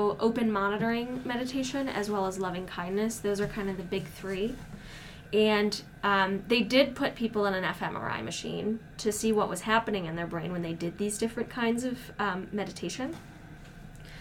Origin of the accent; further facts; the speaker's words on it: Midwest, United States; I'm from the Midwest, and so sometimes I talk really fast